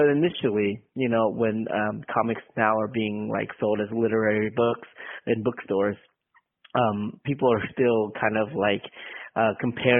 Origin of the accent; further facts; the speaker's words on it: San Jose, California, United States; moved away as an adult; now in Oakland, United States; I grew up in San Jose, California